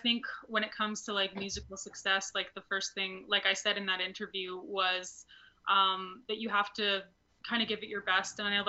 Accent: Alberta, Canada; I'm from Alberta, Canada

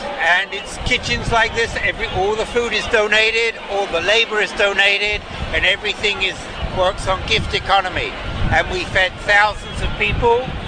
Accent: England, United Kingdom; accent: British; moved away as an adult; now in United States; Originally from England, in the United States for 40 years.

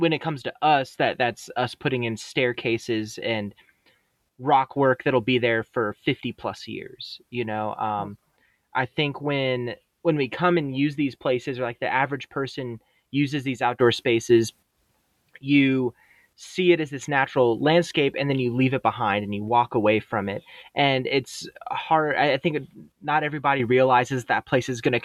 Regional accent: San Antonio, Texas, United States; moved away as an adult; also born or lived in Idaho; I'm originally from San Antonio, Texas

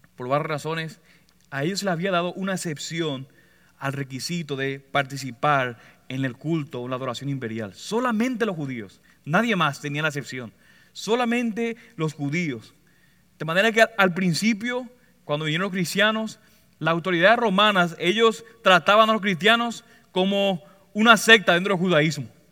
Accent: Puerto Rico; Como buen puertorriqueño

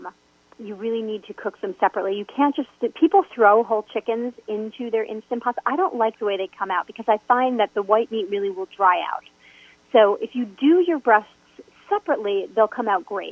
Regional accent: New York, United States; being a New Yorker

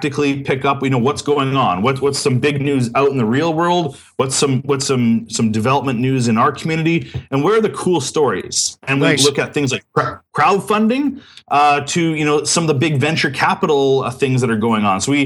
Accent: Winnipeg, Manitoba, Canada; I was born and raised in Winnipeg

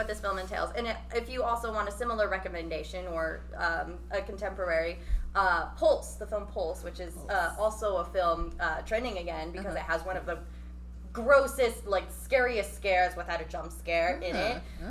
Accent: Philippines; No, I'm Filipina.

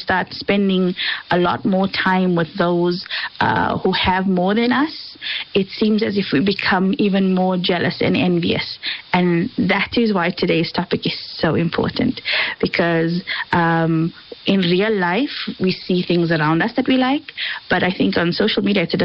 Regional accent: South Africa; we're South African

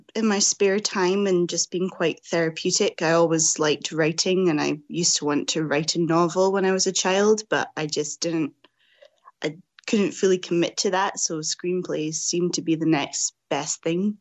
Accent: Scotland, United Kingdom; growing up in Scotland

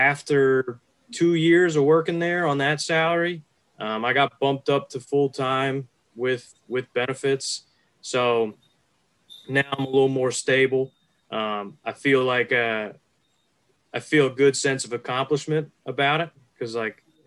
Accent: Philadelphia suburbs, Pennsylvania, United States; I grew up in the Philly suburbs, so I've been a Birds fan my whole life

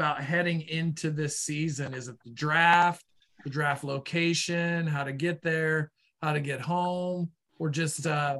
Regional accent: Boston, Massachusetts, United States; accent: Boston; my Boston get off my yard accent

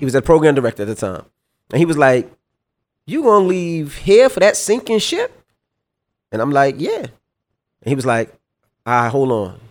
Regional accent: New York City, New York, United States; me growing up in Queens, I didn't see nobody around me that went to college

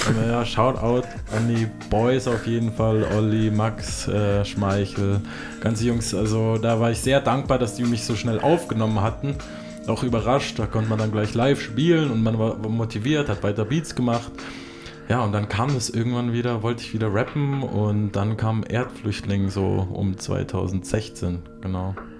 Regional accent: Ansbach, Bavaria, Germany; moved away; aus meiner Heimatstadt Ansbach, also beziehungsweise eine meiner Heimatstädte

